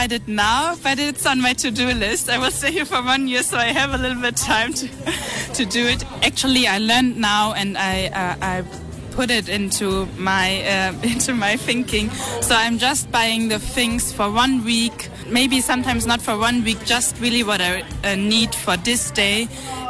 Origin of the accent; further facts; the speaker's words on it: Germany; from Germany, 18 years old, and I make a voluntary year in South Africa